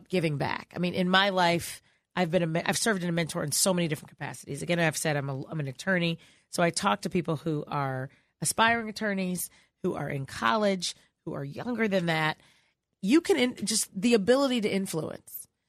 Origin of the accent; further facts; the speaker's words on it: Chicago, Illinois, United States; I'm from Chicago